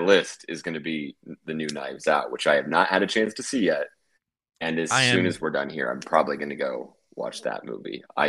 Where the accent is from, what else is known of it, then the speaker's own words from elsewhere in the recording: Oklahoma City, Oklahoma, United States; moved away; my hometown of Oklahoma City